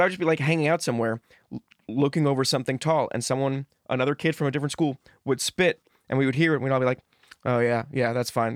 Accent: New Jersey, United States; moved away; also born or lived in Los Angeles; I grew up in Jersey

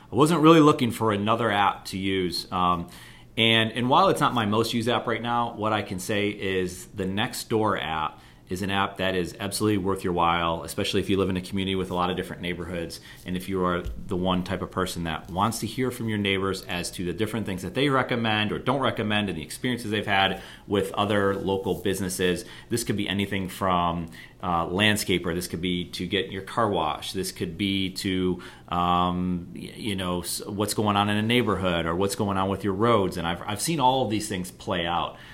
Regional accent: Buffalo, New York, United States; I'm from Buffalo, New York, and we're on the other side of Lake Erie

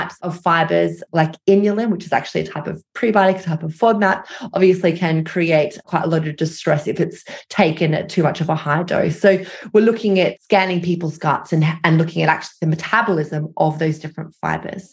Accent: Australia; moved away as an adult; now in London, United Kingdom; I am Australian, although I live in London. So I moved over after my PhD to continue my research.

